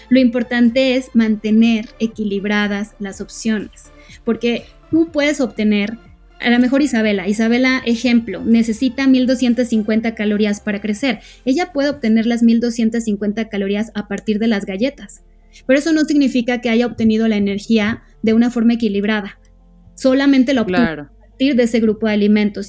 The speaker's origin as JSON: {"language": "Spanish", "country": "Mexico", "said": "como mexicanos eh, tenemos"}